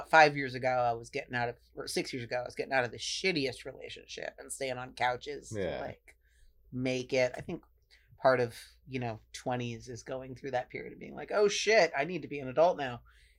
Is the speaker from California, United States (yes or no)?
yes; Marin County, California, United States; I was born and raised in Marin County.